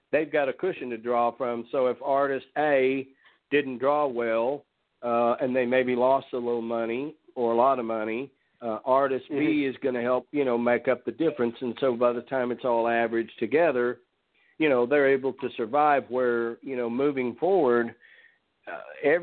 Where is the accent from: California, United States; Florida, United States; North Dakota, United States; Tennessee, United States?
Tennessee, United States; Nashville; my hometown of Nashville